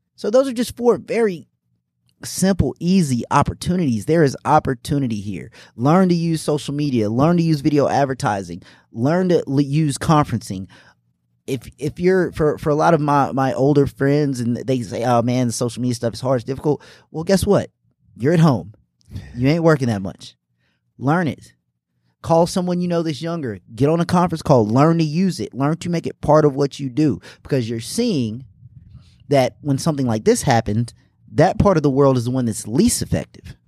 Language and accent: English; Greenville, South Carolina, United States; also born or lived in Indianapolis, Indiana; I'm from Indianapolis, Indiana originally, but I consider myself from here in Greenville, South Carolina. Moved here when I was six